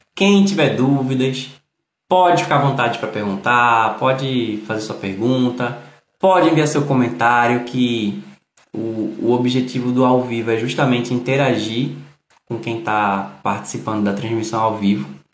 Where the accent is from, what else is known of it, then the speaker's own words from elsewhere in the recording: Northeast Region, Brazil; Eu que sou do Nordeste, eu falo de um jeito